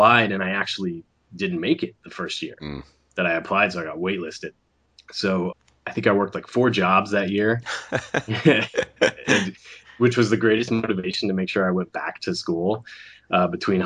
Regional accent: Sarasota, Florida, United States; moved away; growing up in Florida

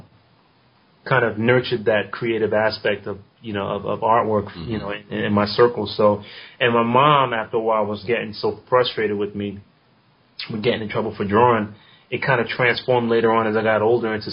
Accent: New York City, New York, United States; also born or lived in South Korea; I'm from New York City. You know, I'm born and raised in the South Bronx

